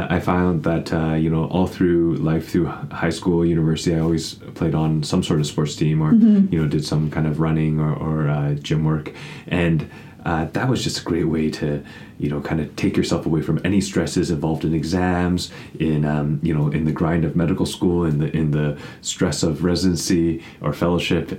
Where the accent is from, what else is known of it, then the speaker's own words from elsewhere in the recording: Vancouver, British Columbia, Canada; also born or lived in Toronto / San Diego; now in Victoria, Canada; I was born and raised in Vancouver